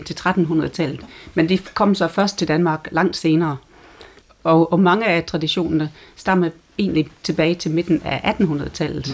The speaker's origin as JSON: {"language": "Danish", "region": "England", "country": "United Kingdom", "tie": "born or raised there", "moved": "yes", "lives_now": "Denmark", "said": "jeg er vokset op i England"}